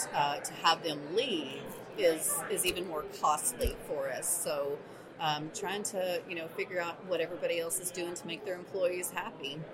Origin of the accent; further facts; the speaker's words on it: Texas, United States; also born or lived in New Mexico; now in Alamogordo, United States; I'm actually a Texan. So i okay. was in West Texas for years and years, and then finally moved to the mountains of New Mexico